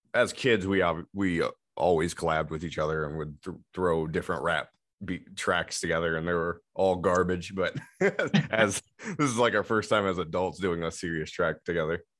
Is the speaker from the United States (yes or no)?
yes; Remus, Michigan, United States; also born or lived in Muskegon, Michigan; now in Zeeland, United States; I grew up in Remus